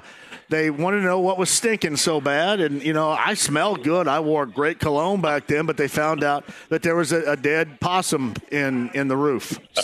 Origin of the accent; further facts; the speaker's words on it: Eastern Greene, Indiana, United States; where I grew up in Eastern Green